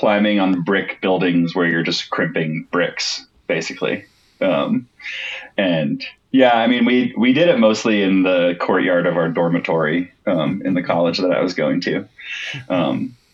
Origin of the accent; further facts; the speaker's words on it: New Jersey, United States; moved away as an adult; also born or lived in Philadelphia; now in Bend, Oregon, United States; I grew up in New Jersey